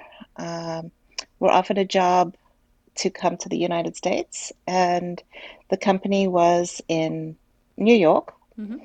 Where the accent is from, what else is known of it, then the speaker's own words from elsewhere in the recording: South Africa; moved away as an adult; I was born in South Africa. I went to a parochial school.